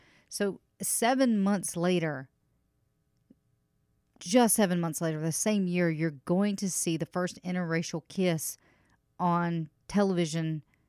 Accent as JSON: {"language": "English", "region": "Massachusetts", "country": "United States", "tie": "born or raised there", "said": "That's my home state. So home state pride right there."}